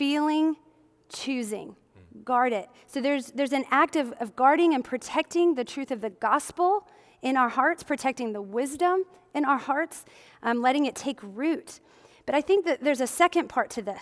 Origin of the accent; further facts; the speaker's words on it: Midwest, United States; growing up in the Midwest, as many of you know, I grew up in the Midwest